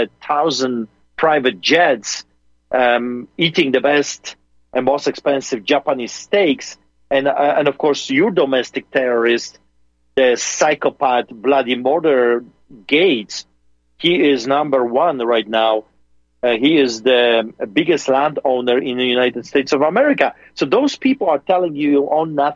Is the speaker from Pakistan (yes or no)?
no; Poland; now in Calgary, Canada; a Polish man like me